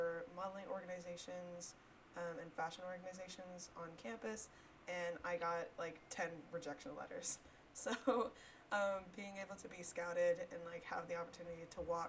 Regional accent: Smyrna, Georgia, United States; now in Alpharetta, United States; I am originally from Smyrna, Georgia

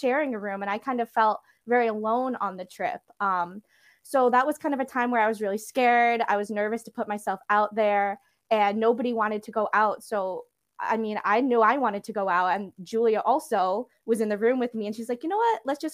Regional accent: New York City, New York, United States; I was also born and raised in New York, Queens

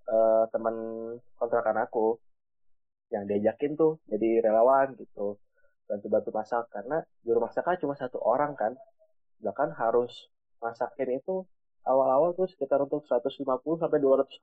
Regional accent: South Tangerang, Banten, Indonesia; Tangerang Selatan.

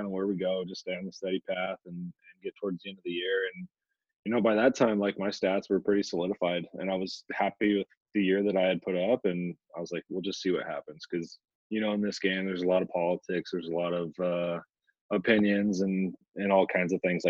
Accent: Albuquerque, New Mexico, United States; I was born and raised in Albuquerque, New Mexico

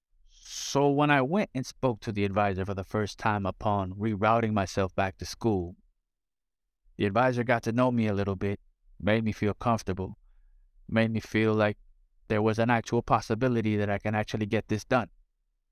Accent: South Florida, United States; Growing up in South Florida, Spanish was a premium

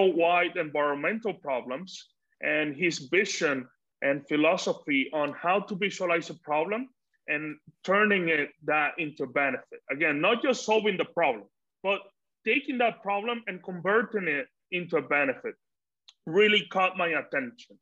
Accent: Dominican Republic; moved away; also born or lived in United States; Living in the US, I was, you know, very distant from my home country, just, you know, visiting family

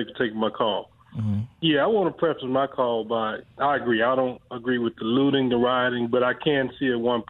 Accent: Mississippi, United States; moved away; I'm originally from Mississippi.

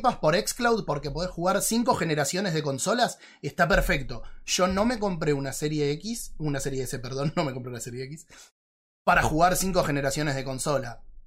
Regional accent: Argentina; somos argentinos

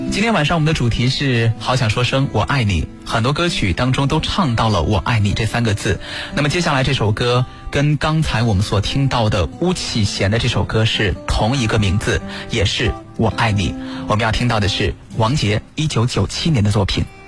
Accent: China; 我们中国人在这方面是比较含蓄的。

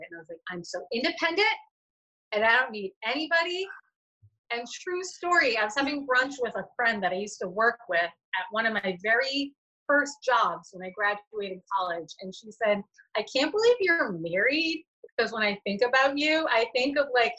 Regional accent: Boston, Massachusetts, United States; now in Rhode Island, United States; I'm from Massachusetts. I'm from the Boston area, but I live in Rhode Island

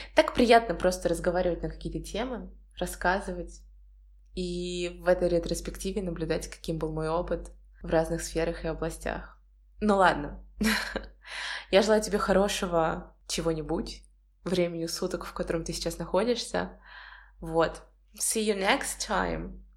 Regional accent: Volgograd, Volgograd Oblast, Russia; moved away as an adult; also born or lived in United States; now in Saint Petersburg, Russia; Волгоград — это мой родной город

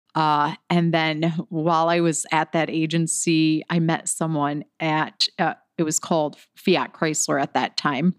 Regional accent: Detroit, Michigan, United States; I'm from Detroit, Michigan

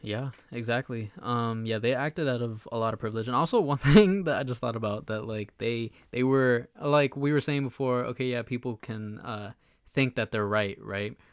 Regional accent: United States; we were born here, we're American

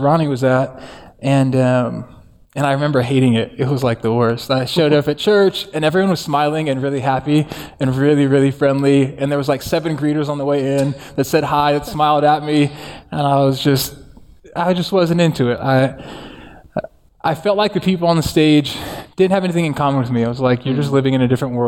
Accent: Santa Ana, California, United States; I grew up in Orange County in Santa Ana with my mom, who is Mexican, and my dad is Tongan

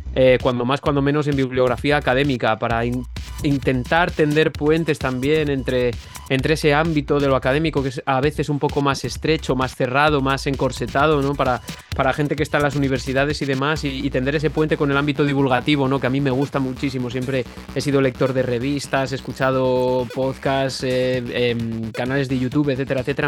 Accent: Benavente, Castile and León, Spain; now in Valladolid, Spain; precisamente estoy en Benavente, que es de donde soy yo, de donde soy de toda la vida, pero, vivo en Valladolid habitualmente

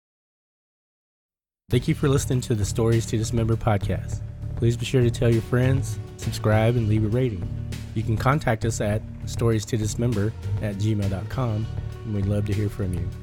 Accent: Texas, United States; We're from Texas

